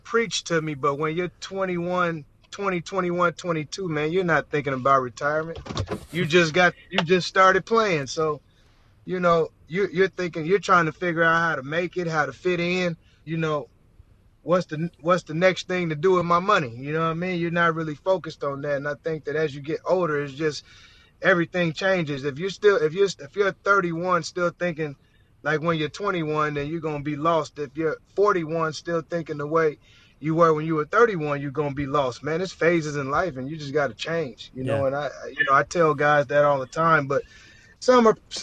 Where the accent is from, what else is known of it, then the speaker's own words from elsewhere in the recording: Portland, Oregon, United States; moved away as an adult; also born or lived in Arizona; Portland, Oregon, my hometown